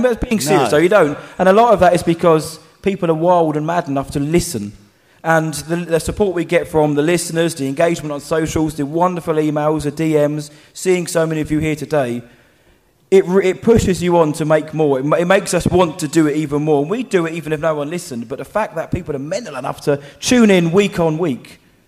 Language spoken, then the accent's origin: English; Basildon, East of England, United Kingdom; So I said, so am I actually. Funny that I'm working in Essex right now.